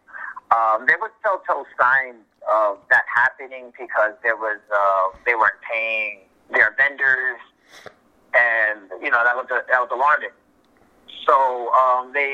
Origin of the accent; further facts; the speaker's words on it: New York City, New York, United States; I'm a southpaw from the South Bronx